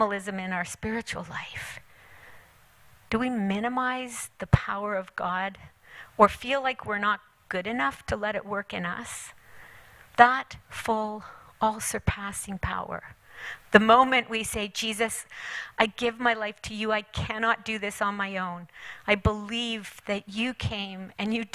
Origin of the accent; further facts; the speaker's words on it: England, United Kingdom; moved away; also born or lived in China; I went back to England. I was born in England.